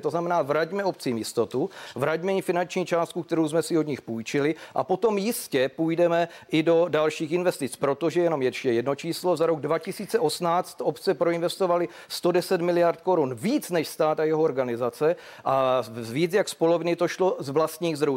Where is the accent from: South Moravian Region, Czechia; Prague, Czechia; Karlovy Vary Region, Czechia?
South Moravian Region, Czechia; Já jsem taky eh, z Jižní Moravy člověk